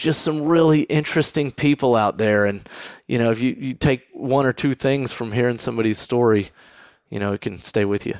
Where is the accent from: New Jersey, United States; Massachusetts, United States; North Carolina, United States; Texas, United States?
Texas, United States; moved away as an adult; also born or lived in New York; I'm the guy growing up in Texas